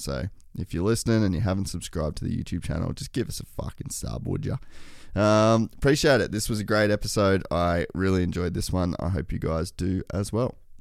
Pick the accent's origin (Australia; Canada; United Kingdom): Australia; Cairns, Queensland; I grew up in Cairns